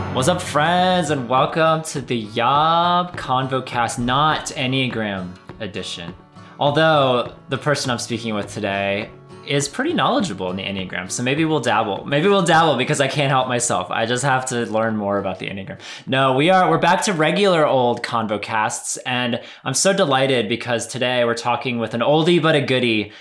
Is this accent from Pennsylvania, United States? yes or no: yes; Pennsylvania, United States; moved away; I grew up in Pennsylvania, still have a bunch of family up there